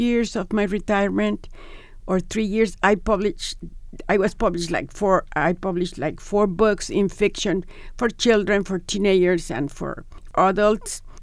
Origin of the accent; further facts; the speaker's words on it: Monterrey, Nuevo León, Mexico; moved away as an adult; also born or lived in Mexico City, Mexico; now in Tucson, United States; I am from Monterrey originally.